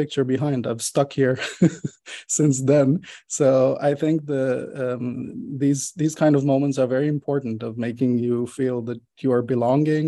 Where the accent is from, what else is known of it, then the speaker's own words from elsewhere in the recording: Israel; moved away as an adult; now in Netherlands; I was born and raised in Israel